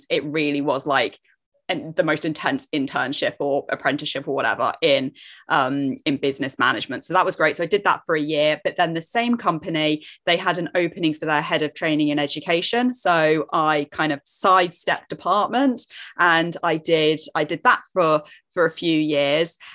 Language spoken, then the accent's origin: English; Jersey; I live in Jersey, which is a tiny little island between England and France, which nobody believes me that it's here because it's only 45 square mile and tiny. But I promise you, if you zoom in enough on Google Maps, we are there. So that's where I'm from